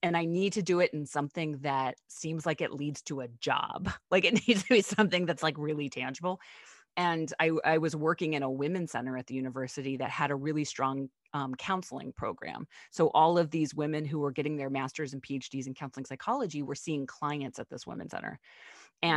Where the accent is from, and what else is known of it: Pittsburgh, Pennsylvania, United States; born or raised there